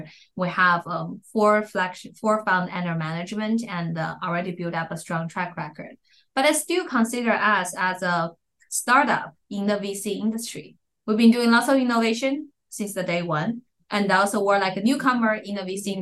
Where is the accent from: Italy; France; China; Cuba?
China; Inner Mongolia; moved away as an adult; now in Silicon Valley, United States; my first 20 years, I grew up in Inner Mongolia